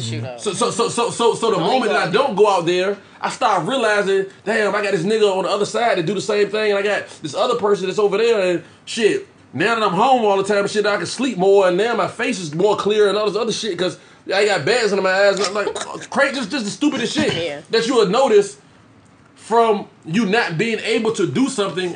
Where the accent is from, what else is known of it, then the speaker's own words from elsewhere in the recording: Norfolk, Virginia, United States; I'm from Norfolk